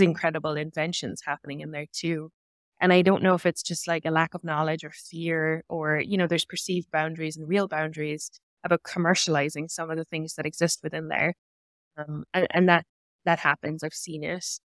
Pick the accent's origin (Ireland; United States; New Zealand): Ireland; Cork, Munster; moved away as an adult; now in Canada; my hometown, which is, is Cork in Ireland